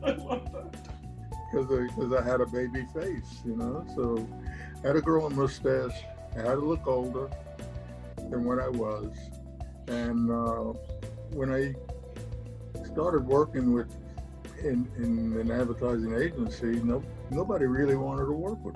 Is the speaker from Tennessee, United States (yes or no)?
no; New York City, New York, United States; moved away; also born or lived in Atlanta; I was born and raised in Brooklyn, you know, Puerto Rican family